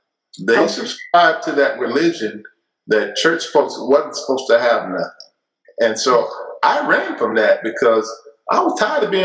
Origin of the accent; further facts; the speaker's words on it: Murfreesboro, Tennessee, United States; my wife and I decided to start a Bible study here in Tennessee in my hometown, Murfreesboro, right outside of Nashville